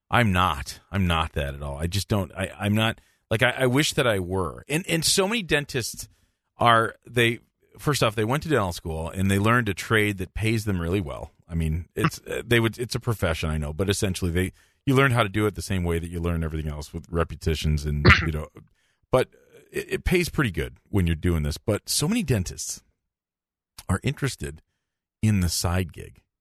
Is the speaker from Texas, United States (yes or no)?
no; Newark, Delaware, United States; I grew up in Newark, Delaware.